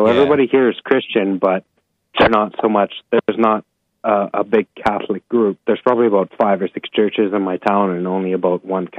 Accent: Canada; moved away as an adult; now in Dominican Republic; Yeah, I'm originally from Canada, but I left Canada.

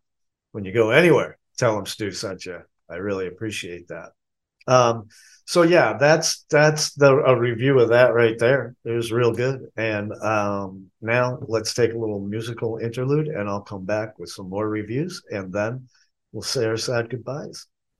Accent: Boston, Massachusetts, United States; also born or lived in Chicago; now in Asheville, United States; take this from a person who spent most of his life growing up in Boston and living in Chicago. But I've been here in Asheville now 18 years.

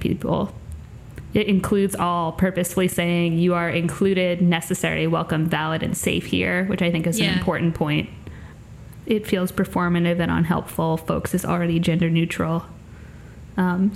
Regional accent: Long Island, New York, United States; I'm very much from Long Island

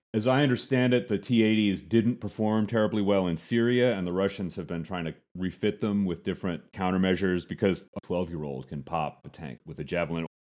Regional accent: United States; As an American

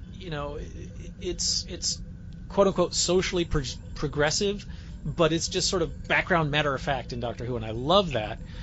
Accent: United States; as an American

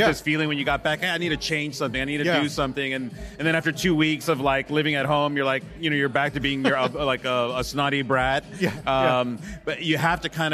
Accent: United States; also born or lived in Texas; as an American. I mean, even living in Texas

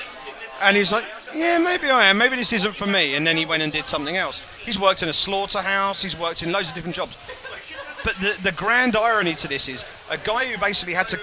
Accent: England, United Kingdom; I come from England

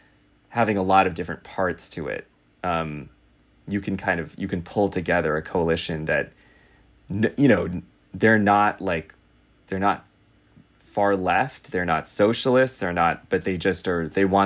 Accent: Los Angeles, California, United States; moved away; I'm actually from Los Angeles.

